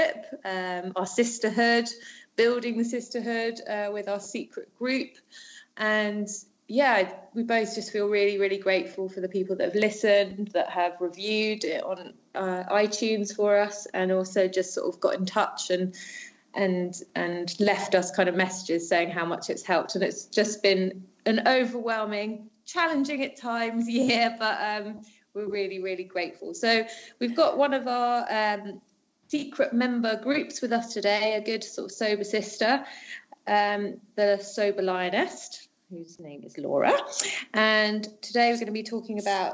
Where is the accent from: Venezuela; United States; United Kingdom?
United Kingdom; moved away as an adult; now in France